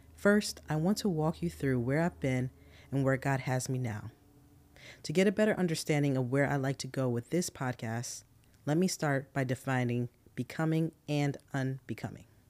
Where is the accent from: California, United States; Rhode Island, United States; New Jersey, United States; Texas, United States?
New Jersey, United States; moved away as an adult; I'm originally from New Jersey, and that's all I've ever known for twenty-four years